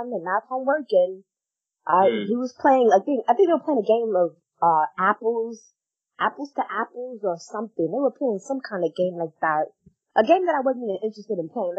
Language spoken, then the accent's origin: English; New York, United States; moved away; I'm back in my home state